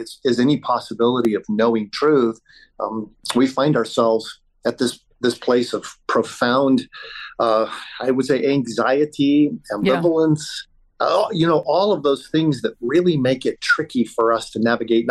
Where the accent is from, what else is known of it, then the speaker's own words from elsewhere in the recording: Colorado, United States; I'm from Colorado. I'm actually in Jerusalem as we're having this conversation